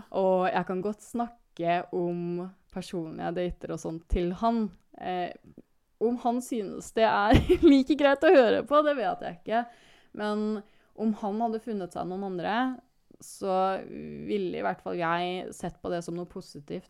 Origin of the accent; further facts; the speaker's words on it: Kristiansand, Agder, Norway; moved away; jeg har jo en sånn kjernegruppe hjemme i Kristiansand